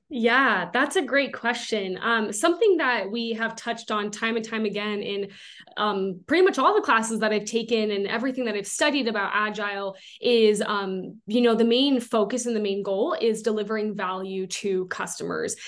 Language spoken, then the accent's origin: English; Southern California, United States; moved away as an adult; now in Utah, United States; I am originally from Southern California. I moved up to Utah quite a few years ago now